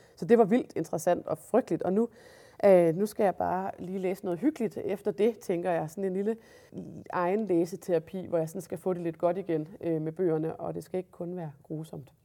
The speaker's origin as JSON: {"language": "Danish", "region": "Jutland", "country": "Denmark", "said": "jeg er jo jyde"}